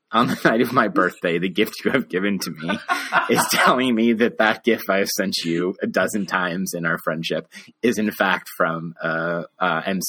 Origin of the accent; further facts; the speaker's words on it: Denver, Colorado, United States; I grew up in new school suburban hellscapes in the suburbs of Denver, Colorado.